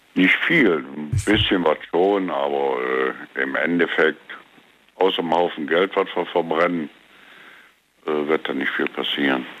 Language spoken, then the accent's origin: German; Gummersbach, North Rhine-Westphalia, Germany; Ich bin also in Gummersbach groß geworden als Kind.